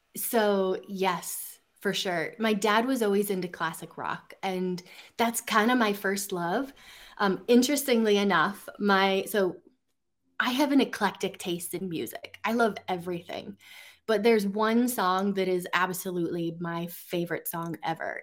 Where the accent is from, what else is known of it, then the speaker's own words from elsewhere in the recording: central Oregon, United States; grew up in central Oregon